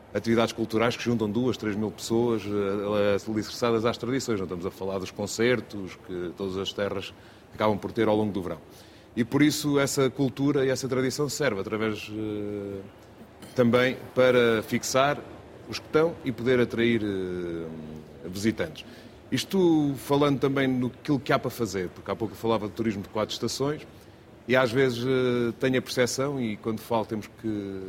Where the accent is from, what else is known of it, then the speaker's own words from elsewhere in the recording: Seia, Centro, Portugal; moved away as an adult; fui nascido e criado no Conselho